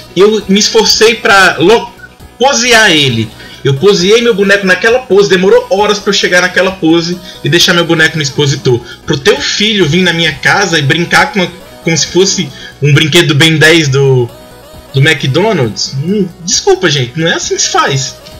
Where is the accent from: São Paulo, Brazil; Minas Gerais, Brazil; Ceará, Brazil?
Ceará, Brazil; eu sou do Ceará